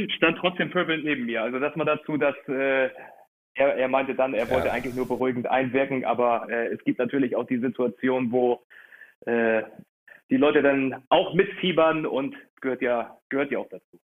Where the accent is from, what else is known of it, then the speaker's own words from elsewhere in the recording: Hamburg, Germany; wir als Hamburger